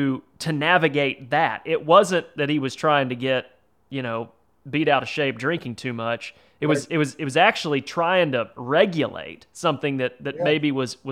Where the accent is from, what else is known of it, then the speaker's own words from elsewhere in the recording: Central Texas, United States; I'm a redneck from Central Texas.